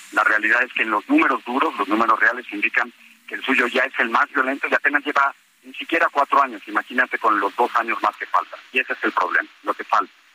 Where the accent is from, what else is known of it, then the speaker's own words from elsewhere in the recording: Mexico; todos somos mexicanos